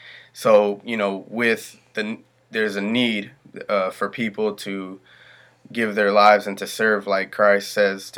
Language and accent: English; Fresno, California, United States; I am from Fresno, California, and here in Fresno, I grew up doing the wrong things